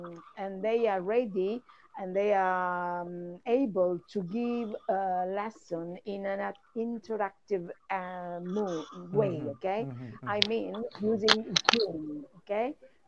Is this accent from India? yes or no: no; Italy; I'm from Italy.